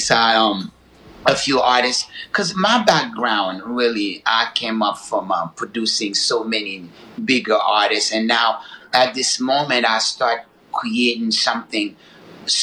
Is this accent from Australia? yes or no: no; Haiti; moved away; also born or lived in Newark, New Jersey, United States; I grew up in Haiti